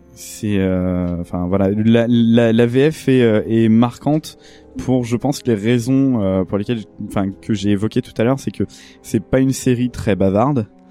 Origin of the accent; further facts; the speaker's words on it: France; en tant que Français